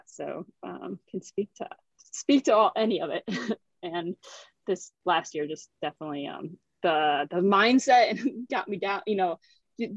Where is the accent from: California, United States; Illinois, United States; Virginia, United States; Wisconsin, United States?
Wisconsin, United States; Kenosha; moved away; I'm originally from Kenosha, Wisconsin